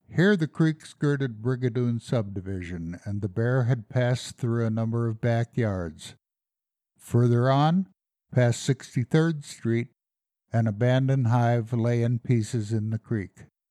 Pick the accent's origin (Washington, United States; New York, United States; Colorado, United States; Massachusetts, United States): Colorado, United States; also born or lived in the Midwest; I came to Colorado when I was ten years old